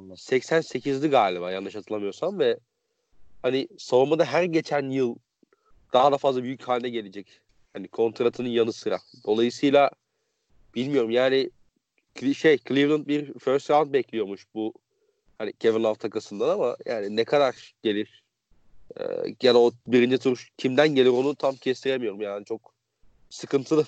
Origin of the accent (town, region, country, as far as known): Konya, Turkey